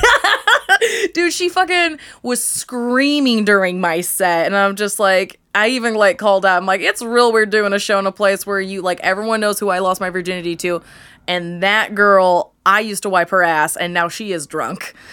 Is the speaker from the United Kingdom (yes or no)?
no; New Castle, Indiana, United States; I'm from Newcastle, which is, like, east of Indy